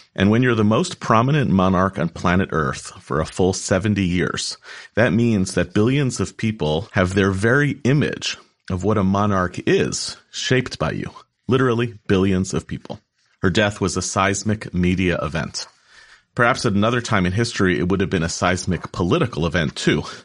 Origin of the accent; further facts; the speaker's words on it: United States; This country in which I was born